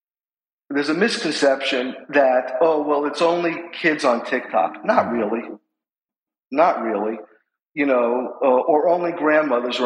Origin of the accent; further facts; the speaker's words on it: New York City, New York, United States; moved away as an adult; now in Manhattan Beach, United States; As you can tell from my accent, I'm from New York City